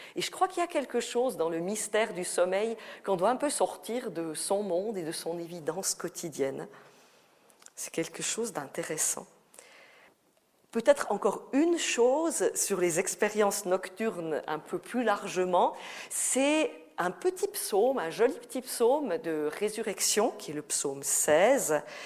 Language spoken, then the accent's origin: French; Valais, Switzerland; accent: Valaisan; j'ai l'accent valaisan, hein, c'est pas l'accent vaudois